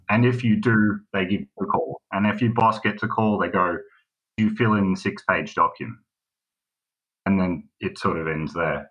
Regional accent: Melbourne, Victoria, Australia; I am from Melbourne, and I thought I'd call

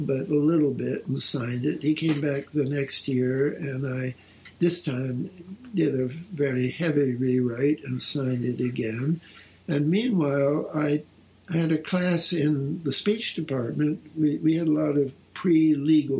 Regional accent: Canada; moved away as an adult; I'm a Canadian

